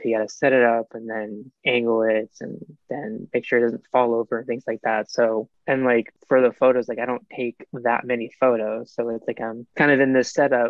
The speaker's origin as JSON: {"language": "English", "region": "East Coast", "country": "United States", "tie": "born or raised there", "moved": "yes", "lives_now": "West Coast, United States", "said": "I grew up on the East Coast"}